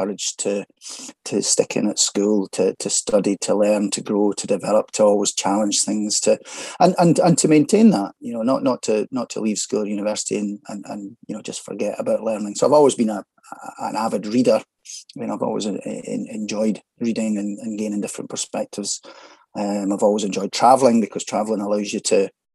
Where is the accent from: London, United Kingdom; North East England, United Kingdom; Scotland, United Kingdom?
Scotland, United Kingdom; Falkirk; also born or lived in Edinburgh; Grew up and born and bred in Falkirk in central Scotland